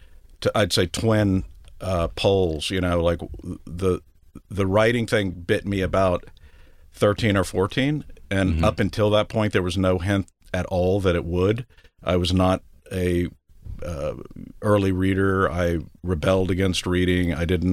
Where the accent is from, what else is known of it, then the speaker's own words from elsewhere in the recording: San Antonio, Texas, United States; I was born in West Texas, as it turns out.